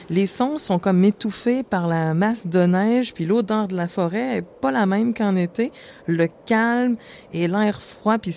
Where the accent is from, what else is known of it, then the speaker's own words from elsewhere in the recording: Montreal, Quebec, Canada; je viens de Montréal.